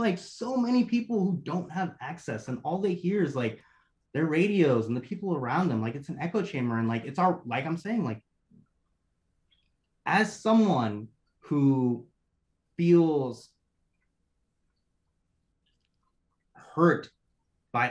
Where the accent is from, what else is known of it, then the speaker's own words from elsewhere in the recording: Oklahoma, United States; also born or lived in Bangladesh / Denver; I grew up in Oklahoma, in a big town in Oklahoma, and the biggest like city in Oklahoma